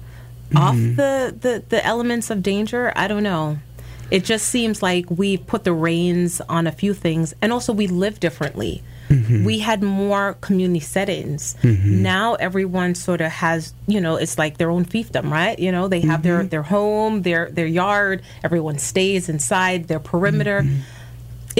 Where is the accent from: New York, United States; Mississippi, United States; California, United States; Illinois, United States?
New York, United States; New York City; I grew up in the Bronx